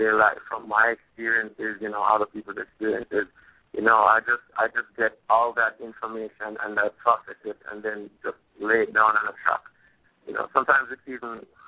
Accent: Clarendon, Jamaica; I am originally from Clarendon, Macon, Clarendon. That's in Jamaica, beautiful island of Jamaica

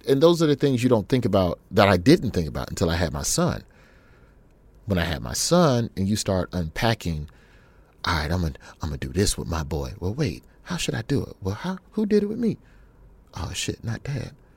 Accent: Birmingham, Alabama, United States; also born or lived in Memphis, Tennessee; We moved to Birmingham from Memphis when I was in the third grade

